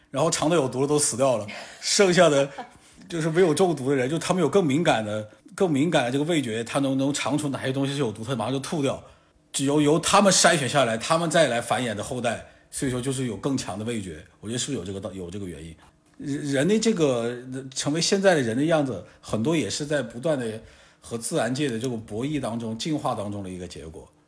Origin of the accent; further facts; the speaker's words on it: Guangxi, China; 虽然我是在广西长大，出生长大